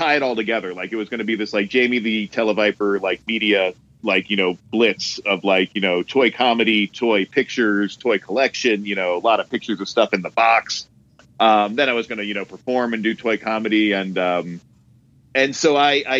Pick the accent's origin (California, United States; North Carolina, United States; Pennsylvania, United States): Pennsylvania, United States; Hamburg; also born or lived in Harrisburg, Pennsylvania; now in Los Angeles, United States; I was born in Harrisburg, but most of my time was spent in Hamburg, Pennsylvania, which is like a little town